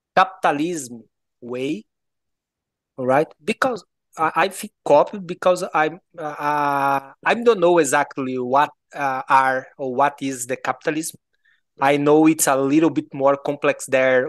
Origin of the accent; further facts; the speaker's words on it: Goiás, Brazil; accent: Goiano; English is a second language; I'm from Goiás, uh, I, I was born in Brazil, My my family is from Goiás